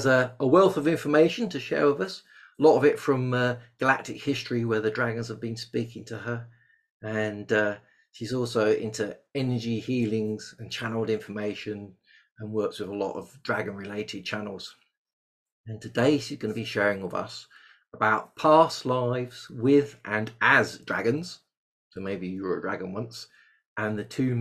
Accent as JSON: {"language": "English", "region": "England", "country": "United Kingdom", "accent": "English", "said": "my English accent"}